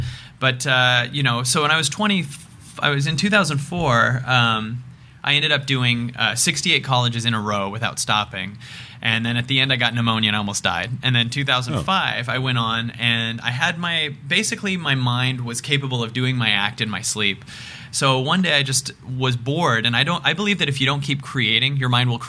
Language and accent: English; Seattle, Washington, United States; This was in Seattle.